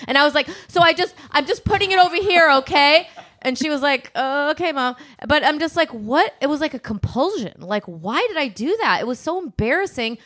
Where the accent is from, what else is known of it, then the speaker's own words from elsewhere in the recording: Midwest, United States; I'm from the Midwest and we said reggae